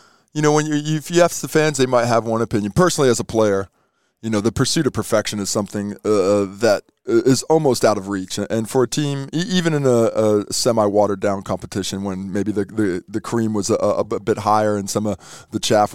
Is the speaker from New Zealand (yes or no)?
yes; New Zealand; Hold up, man. I'm a Kiwi, mate. Don't talk to me. I've got my passport, homie. Let me into your basket of foreigner. I've chosen to be here. I am Kiwi through and through, mate.